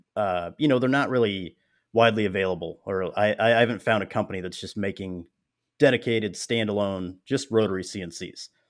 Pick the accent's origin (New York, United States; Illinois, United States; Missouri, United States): Missouri, United States; Springfield; my hometown, which is where I'm at, Springfield, Missouri